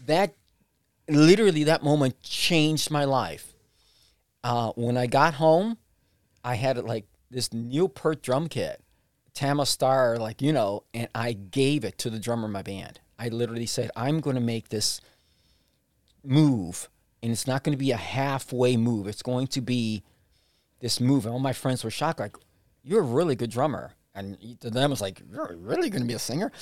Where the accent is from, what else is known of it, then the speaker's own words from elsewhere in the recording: Puerto Rico; now in Cleveland, United States; I was born in Puerto Rico